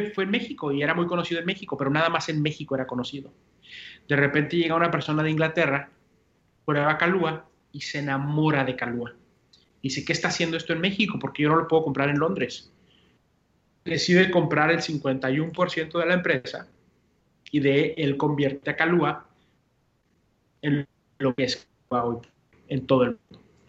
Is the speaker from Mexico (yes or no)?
no; Puerto Rico; accent: Puerto Rican; Muchas veces la gente escucha mi acento y dice, será el café de Puerto Rico de Puerto Rico